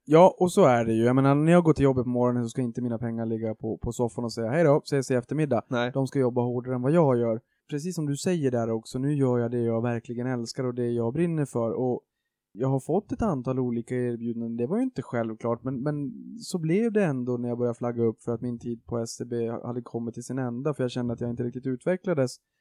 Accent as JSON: {"language": "Swedish", "town": "Boden", "region": "Norrbotten County", "country": "Sweden", "moved": "yes", "said": "jag kommer från Boden från första början uppe i Norrbotten"}